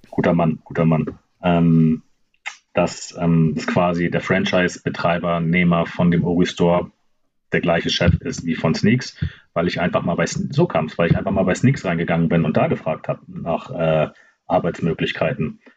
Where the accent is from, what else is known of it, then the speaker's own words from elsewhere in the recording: Kiel, Schleswig-Holstein, Germany; machen Kiel richtig schlecht gerade, aber ist das meine Heimat